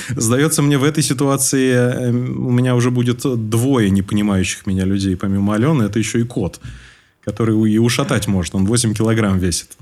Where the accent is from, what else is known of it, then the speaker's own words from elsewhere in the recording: Moscow, Russia; moved away as an adult; now in Tashkent, Uzbekistan; Я всю свою сознательную жизнь прожил в Москве